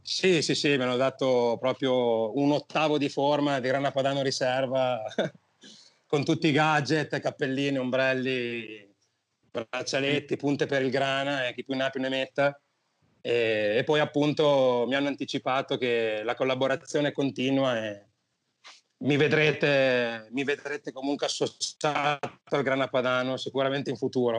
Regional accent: Mantua, Lombardy, Italy

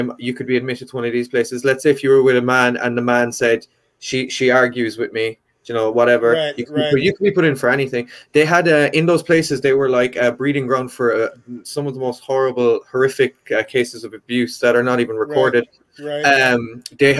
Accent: County Kerry, Munster, Ireland; also born or lived in United Kingdom; now in Cork, Ireland; I'm originally from County Kerry

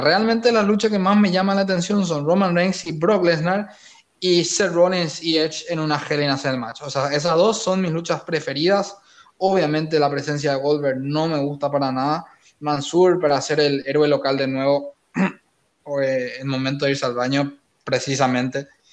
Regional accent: Paraguay; Roberto Palermo y yo somos de Paraguay

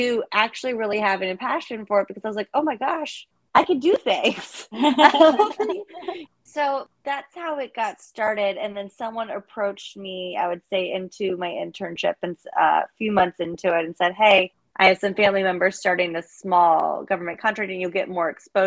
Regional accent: Northern Virginia, United States; I grew up in Northern Virginia

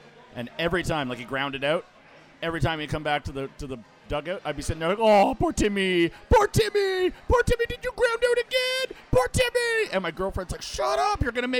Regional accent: Ottawa, Ontario, Canada; I'm from Ottawa.

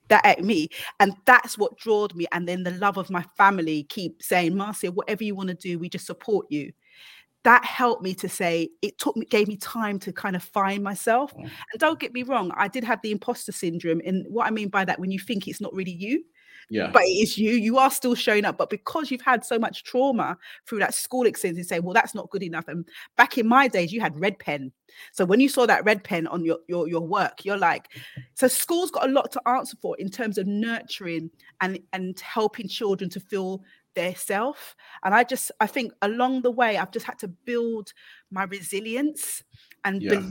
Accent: London, United Kingdom; I came from Hackney.

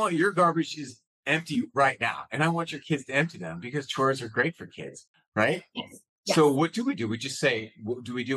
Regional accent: San Diego, California, United States; I grew up in San Diego.

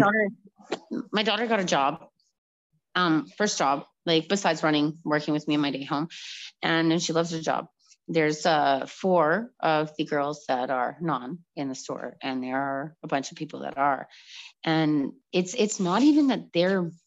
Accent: Calgary, Alberta, Canada; moved away as an adult; I am from Calgary

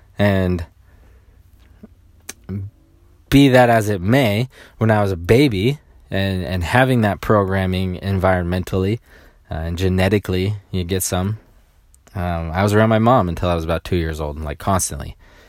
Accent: Sacramento, California, United States; When I grew up, I grew up in around Sacramento, and I'm the youngest of 10 children, okay?

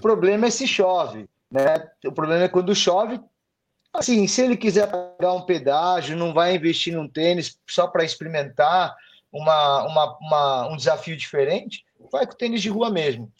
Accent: São Paulo, Brazil; eu nasci em São Paulo, sou paulistano da Gema

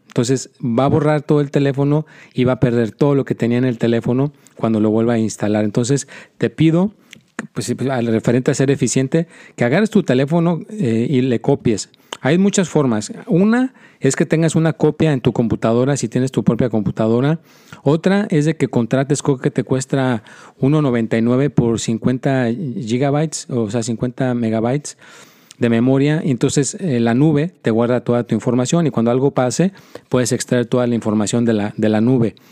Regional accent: Mexico; now in United States; mi propio país, de donde yo soy

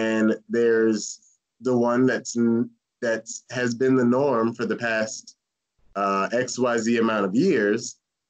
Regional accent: St. Petersburg, Florida, United States; I grew up in St. Pete

